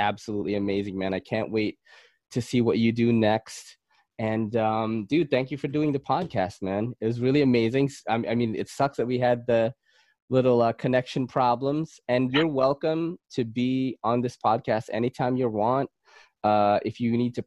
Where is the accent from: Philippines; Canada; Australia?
Philippines; I'm Filipino.